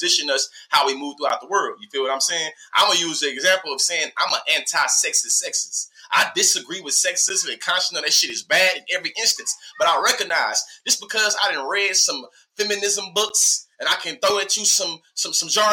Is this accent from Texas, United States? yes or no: yes; Texas, United States; moved away as an adult; now in Oklahoma, United States; I'm from Texas. I'm born and raised in Texas.